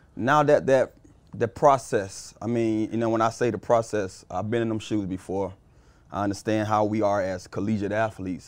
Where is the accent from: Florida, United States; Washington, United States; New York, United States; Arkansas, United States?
Florida, United States; Miami; also born or lived in Carol City, Miami; I grew up, I was born and raised in Liberty City